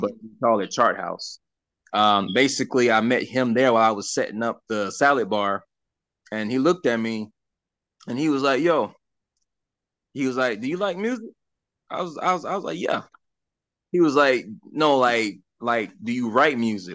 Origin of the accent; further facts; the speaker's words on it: Sumter County, South Carolina, United States; also born or lived in Darlington, South Carolina / Lake City, South Carolina / Lynchburg, South Carolina / Mount Pleasant, South Carolina; now in Florida, United States; I grew up in Sumter County.